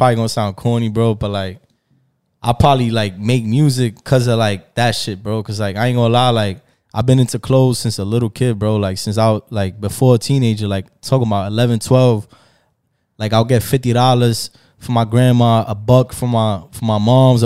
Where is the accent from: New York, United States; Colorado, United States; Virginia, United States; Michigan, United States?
New York, United States; New York City; first language Spanish; English is a second language; we from the Bronx